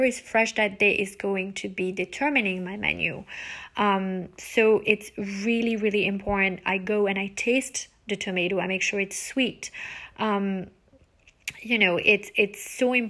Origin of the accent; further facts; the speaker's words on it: France; also born or lived in United States; we French people never let our kids eat from the children's menu